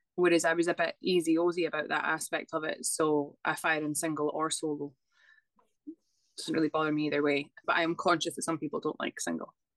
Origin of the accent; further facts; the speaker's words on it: Scotland, United Kingdom; now in Dublin, Ireland; I am originally from Scotland, but I live in Dublin.